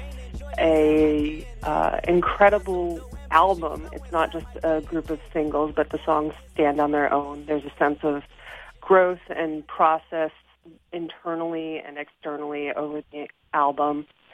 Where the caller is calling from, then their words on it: Fredonia, New York, United States; I am calling from Fredonia, New York.